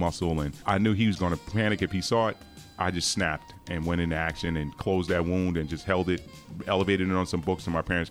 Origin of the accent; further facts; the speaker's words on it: Long Island, New York, United States; I'm originally from Long Island, New York. 70s kid